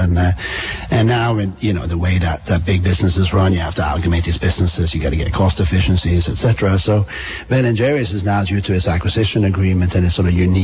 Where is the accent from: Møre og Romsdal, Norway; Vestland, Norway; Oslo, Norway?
Vestland, Norway; Bergen; moved away as an adult; also born or lived in London; now in Vermont, United States; I come from Bergen on the west coast of Norway